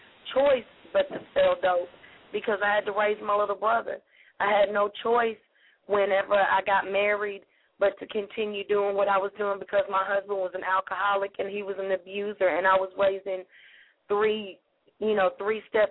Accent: Tennessee, United States; my hometown

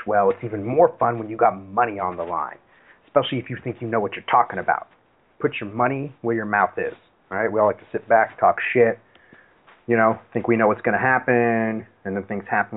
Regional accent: Seattle, Washington, United States; I'm from Seattle.

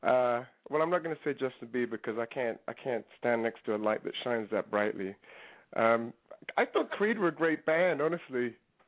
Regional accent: London, United Kingdom; also born or lived in New York; now in Los Angeles, United States; I was growing up in London

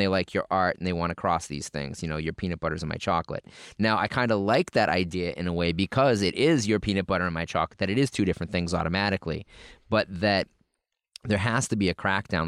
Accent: New England, United States; I'm from New England

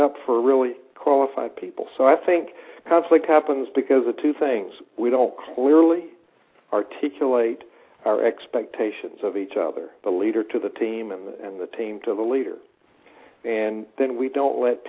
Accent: the South, United States; now in Blacksburg, United States; I come from the South

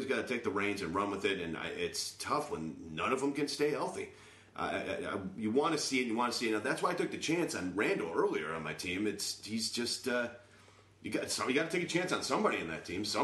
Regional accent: Japan; well, I grew up in Japan

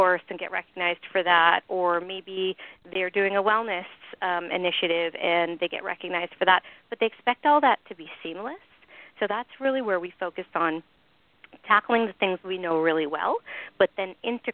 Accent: Canada; moved away; I'm originally Canadian

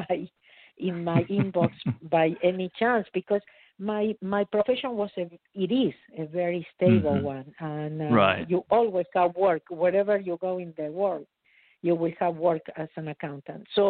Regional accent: Argentina; moved away as an adult; now in United States; I was born in Argentina. I immigrated to United States in 1983, so 37 years ago

